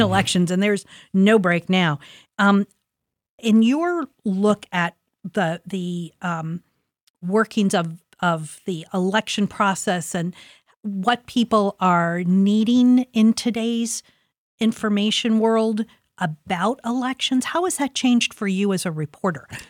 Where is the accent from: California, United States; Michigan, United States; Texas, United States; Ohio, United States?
Ohio, United States; Columbus; I'm a product of Linden. I grew up in Linden. I was born in Linden, went to school in Linden